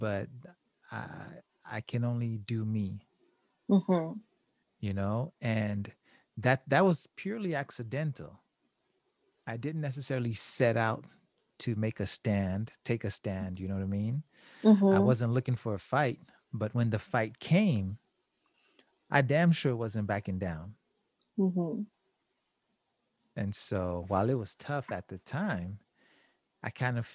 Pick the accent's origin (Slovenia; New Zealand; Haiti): Haiti; moved away; I was born in Haiti